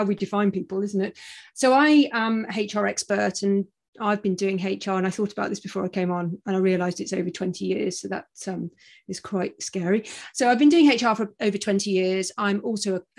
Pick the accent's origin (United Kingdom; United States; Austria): United Kingdom; moved away as an adult; now in Australia; I'm a Brit, as you probably gather from my accent